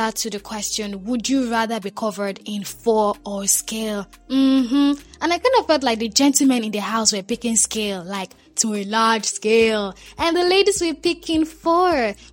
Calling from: Ikorodu, Lagos, Nigeria; I'm speaking from Ikorodu.

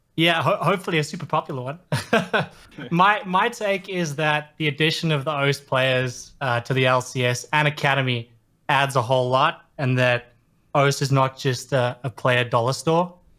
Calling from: Sydney, New South Wales, Australia; I am calling from Sydney, Australia.

